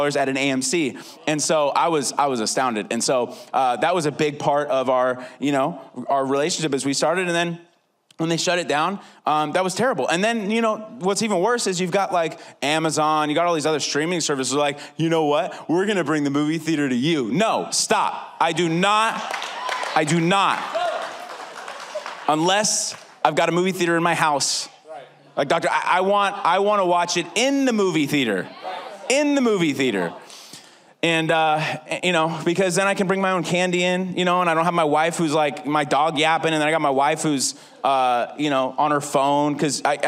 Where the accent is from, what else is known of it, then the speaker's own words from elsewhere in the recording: California, United States; I'm from California.